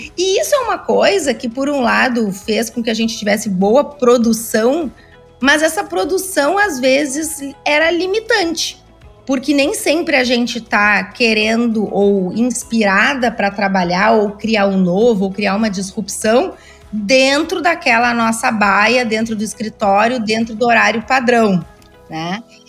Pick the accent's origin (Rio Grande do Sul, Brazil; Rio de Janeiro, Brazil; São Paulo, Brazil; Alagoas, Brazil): Rio Grande do Sul, Brazil; Eu sou gaúcha, muitas das minhas empresas foram fundadas aqui no Rio Grande do Sul